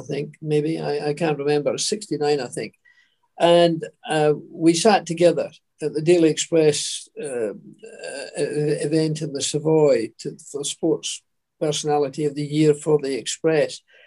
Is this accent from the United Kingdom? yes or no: yes; Scotland, United Kingdom; moved away; as a Scot, go back there